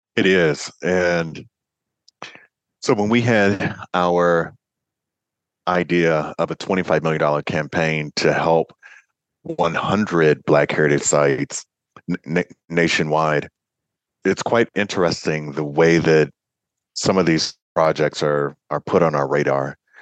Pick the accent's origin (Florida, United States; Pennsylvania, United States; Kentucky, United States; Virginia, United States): Kentucky, United States; my home state of kentucky